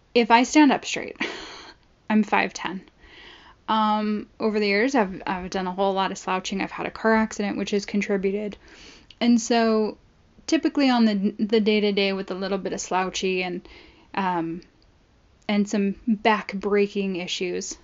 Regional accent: Long Beach, California, United States; I grew up in Southern California

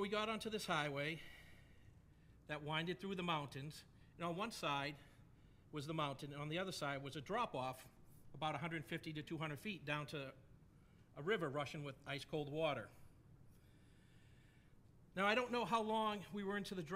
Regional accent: New England, New Hampshire, United States; I grew up in New England. And when I was in high school, I know it's a bit of a shock. My accent doesn't give it away at all. But when I was in high school, I actually lived in New Hampshire

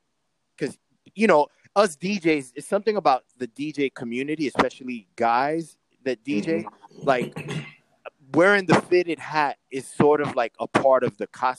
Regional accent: New York City, New York, United States; I'm from Queens.

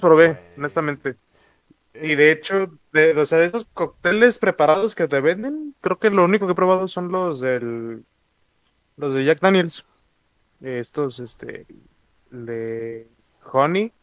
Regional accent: Mexico; como vatos mexicanos

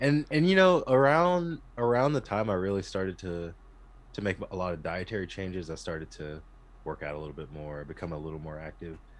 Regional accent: Texas, United States; growing up in Texas, you know, I was, like, raised on barbecue and Whataburger

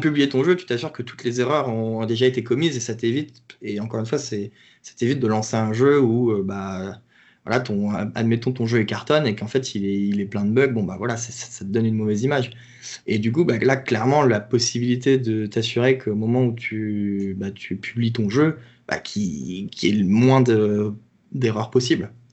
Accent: France; moi, en tant que Français

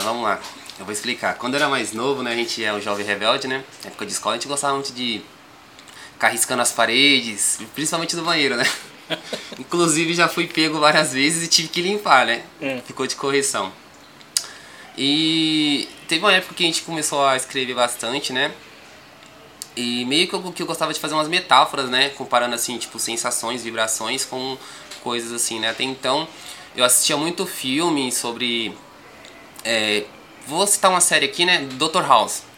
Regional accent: São Paulo, Brazil; also born or lived in São João do Piauí, Piauí; nascido e criado aqui no Grajaú, fábrica de talentos.

